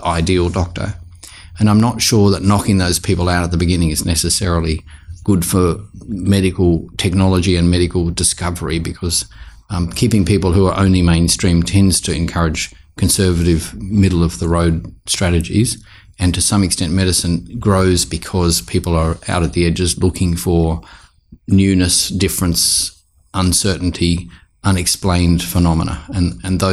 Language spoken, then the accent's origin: English; Sydney, New South Wales, Australia; also born or lived in Dorrigo, New South Wales; now in South Australia, Australia; I grew up in Sydney